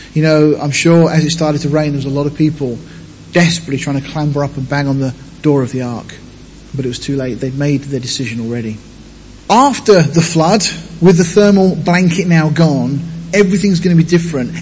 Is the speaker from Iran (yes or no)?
no; Deal, South East England, United Kingdom; moved away; I come from Deal in Kent, living right on the edge of the White Cliffs.